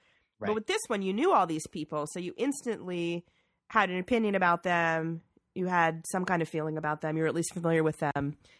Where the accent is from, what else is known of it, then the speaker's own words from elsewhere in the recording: Georgia, United States; I'm from Georgia.